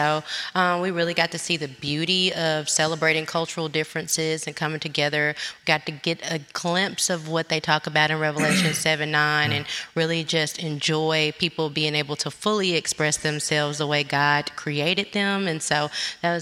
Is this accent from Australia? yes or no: no; Olive Branch, Mississippi, United States; also born or lived in Memphis, Tennessee; I'm originally from Memphis, Tennessee. I was raised in Olive Branch, Mississippi.